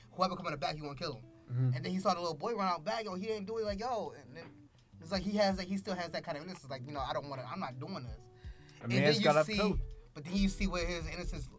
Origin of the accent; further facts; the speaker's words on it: Baltimore, Maryland, United States; moved away as an adult; also born or lived in Philadelphia; I'm from Baltimore